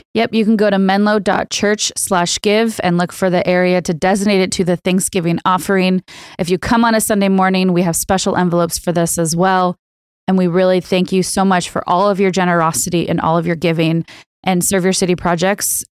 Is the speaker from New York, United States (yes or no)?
no; Bay Area, Northern California, United States; I grew up in the Bay Area, in Northern California